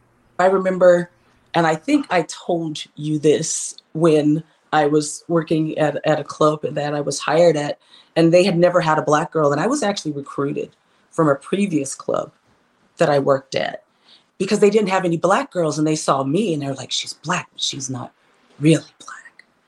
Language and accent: English; Texas, United States; I'm from Texas